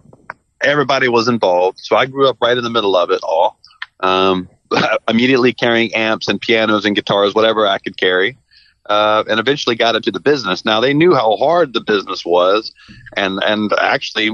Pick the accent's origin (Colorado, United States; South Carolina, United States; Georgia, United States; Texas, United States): Georgia, United States; Savannah; moved away as an adult; now in Memphis, United States; I was born and raised in Savannah, Georgia